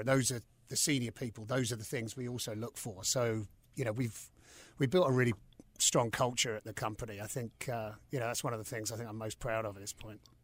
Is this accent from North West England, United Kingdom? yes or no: no; London, United Kingdom; moved away as an adult; also born or lived in New York City, United States; now in Charlotte, United States; growing up in London